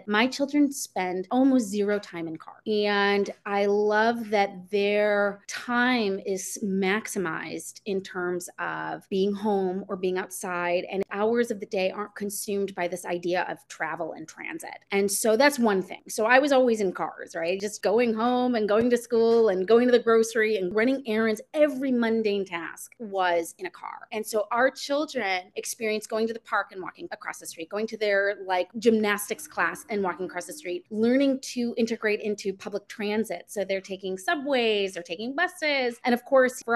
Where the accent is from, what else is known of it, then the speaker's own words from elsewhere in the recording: Chicago, Illinois, United States; moved away as an adult; now in New York City, United States; I grew up in the sort of suburbs of Chicago